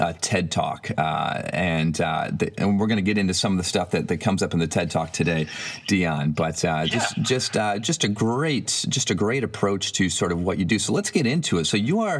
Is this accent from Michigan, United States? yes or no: yes; Michigan, United States; growing up in Michigan